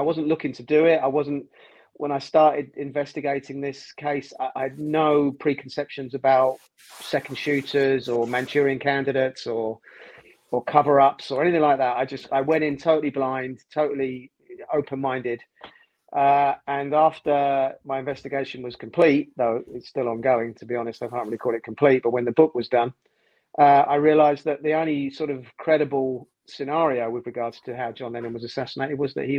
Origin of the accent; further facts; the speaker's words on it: London, United Kingdom; I'm a television producer, born and raised in London, North London.